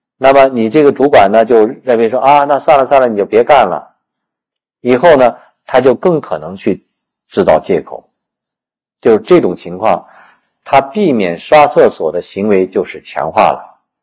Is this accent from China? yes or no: yes; China; 我们中国人